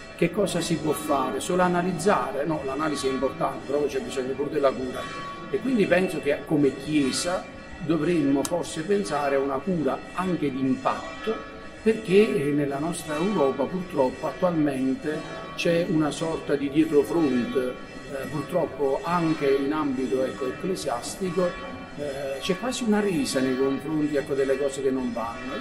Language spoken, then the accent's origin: Italian; Forio, Campania, Italy; Io sono nato a Furio, sono un foriano doc, sono cresciuto sotto, ecco, la palma di, di San Vito